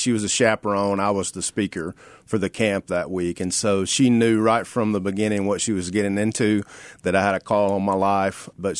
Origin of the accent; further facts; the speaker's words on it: Sladen, Mississippi, United States; now in Memphis, United States; I grew up in Sladen, Mississippi